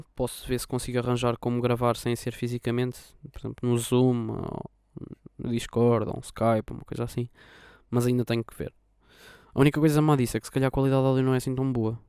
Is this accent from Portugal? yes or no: yes; Lisbon, Portugal; eu sou de Lisboa